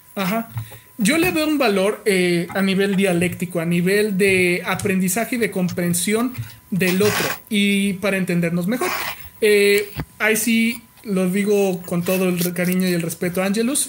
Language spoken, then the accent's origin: Spanish; Mexico; yo soy mexicano haciéndolo en Japón